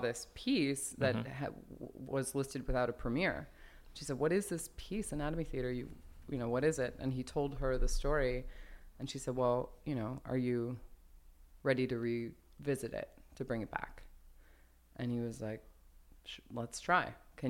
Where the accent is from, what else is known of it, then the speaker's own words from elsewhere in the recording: Los Angeles, California, United States; born there; I was born in Glassell Park.